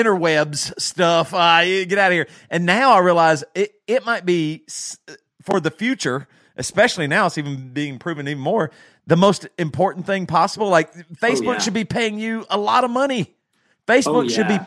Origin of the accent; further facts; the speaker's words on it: the South, United States; I'm from the South